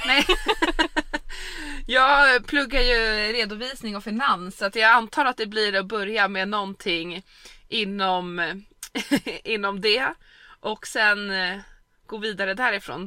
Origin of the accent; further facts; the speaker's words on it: Stockholm, Stockholm County, Sweden; moved away as an adult; hemma i Stockholm